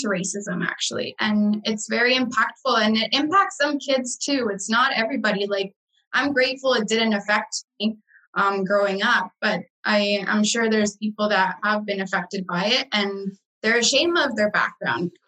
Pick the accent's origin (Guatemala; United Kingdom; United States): Guatemala; now in Canada; when I say I'm from Guatemala